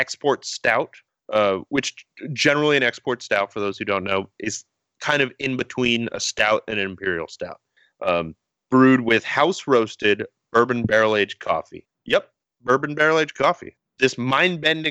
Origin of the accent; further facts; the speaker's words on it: Portland, Oregon, United States; my hometown, Portland, Oregon